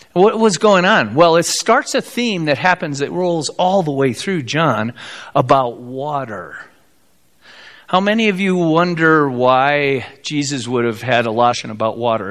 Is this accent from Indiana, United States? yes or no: yes; South Bend, Indiana, United States; I grew up in South Bend, Indiana